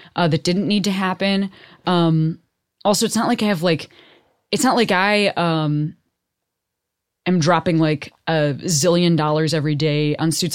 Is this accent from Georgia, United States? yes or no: no; Chicago, Illinois, United States; also born or lived in Boston; now in Los Angeles, United States; I live in L A, I'm from Chicago, you know, I lived in Boston